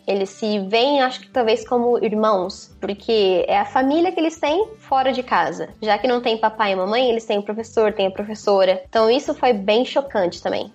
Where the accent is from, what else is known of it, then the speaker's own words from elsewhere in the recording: Presidente Prudente, São Paulo, Brazil; moved away as an adult; now in Mongolia; eu sou de Presidente Prudente, no interior de São Paulo, oeste de São Paulo